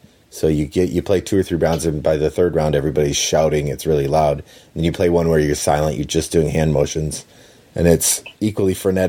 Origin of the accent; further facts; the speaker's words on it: Minnesota, United States; I grew up in Minnesota. I know how to rock the accent